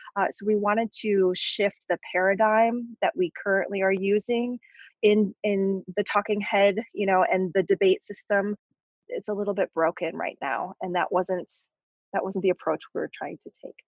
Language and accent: English; Barrington, Illinois, United States; moved away as an adult; also born or lived in Chicago; Claire, like myself, grew up in Barrington